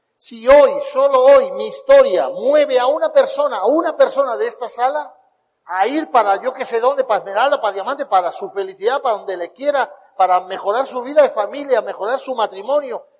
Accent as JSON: {"language": "Spanish", "country": "Spain", "tie": "born or raised there"}